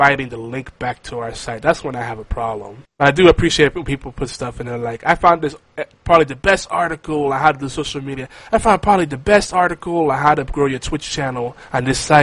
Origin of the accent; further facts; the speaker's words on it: New York City, New York, United States; I grew up in Midtown Manhattan